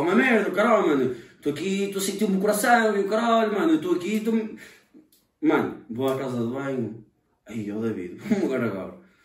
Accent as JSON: {"language": "Portuguese", "town": "Fontelas", "country": "Portugal", "tie": "born or raised there", "moved": "as an adult", "lives_now": "Covilhã, Portugal", "said": "da minha terra de Fontelas, estás a ver? Da, da minha aldeia."}